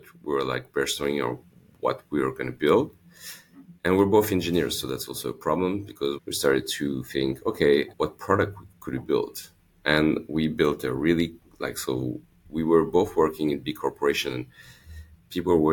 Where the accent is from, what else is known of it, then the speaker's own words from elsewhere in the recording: Lyon, Auvergne-Rhône-Alpes, France; also born or lived in Los Angeles, United States; I grew up in Lyon